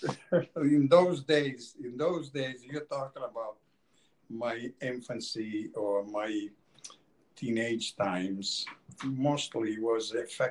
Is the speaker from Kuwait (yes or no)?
no; Catania, Sicily, Italy; now in Portland, United States; I was born in Catania, Italy.